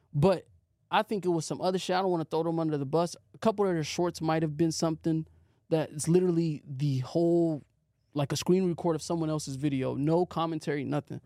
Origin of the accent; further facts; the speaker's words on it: Arizona, United States; moved away as an adult; also born or lived in Seattle; now in Los Angeles, United States; I was living in Arizona, grew up in Arizona for like ten years